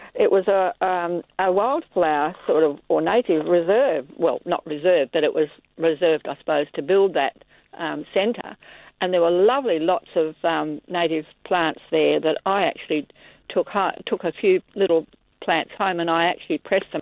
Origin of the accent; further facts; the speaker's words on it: South Perth, Western Australia, Australia; when I was growing up in South Perth